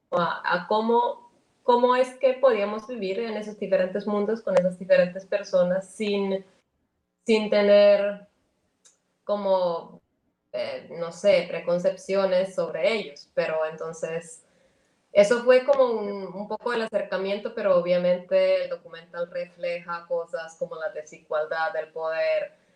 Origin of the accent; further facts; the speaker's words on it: Finland; also born or lived in Colombia; dos finlandeses hacen este tipo de trabajo